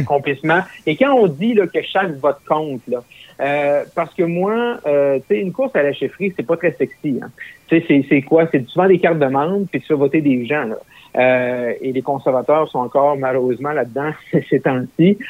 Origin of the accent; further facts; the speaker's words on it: Roberval, Quebec, Canada; also born or lived in Gatineau; dans ma ville natale, qui est à Robertval, au lac Saint-Jean